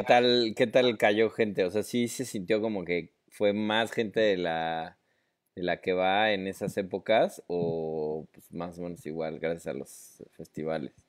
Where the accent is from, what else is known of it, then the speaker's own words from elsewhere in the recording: Mexico City, Mexico; nosotros como chilangos